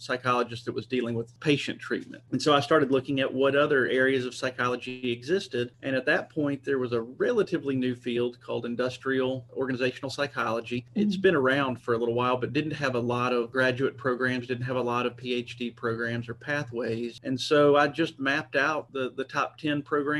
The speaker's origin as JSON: {"language": "English", "region": "Arkansas", "country": "United States", "tie": "born or raised there", "said": "I grew up in Arkansas"}